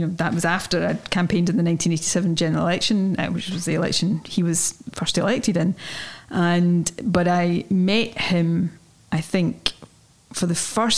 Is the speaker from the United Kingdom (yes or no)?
yes; Ayrshire, Scotland, United Kingdom; It's a housing estate not far from where I grew up in Ayrshire